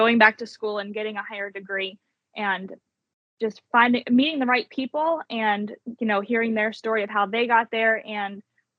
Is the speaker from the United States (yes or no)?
yes; Alabama, United States; Alabama. So I went back the 4th year and I placed top 10. And I thought, well, if I really want to win my home state.